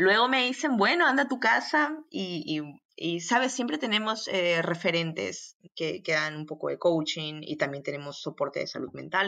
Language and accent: Spanish; Arequipa, Peru; moved away as an adult; also born or lived in Rio de Janeiro, Brazil / Democratic Republic of the Congo; now in Belgium; estudié en, Arequipa, yo soy de Arequipa, soy provinciana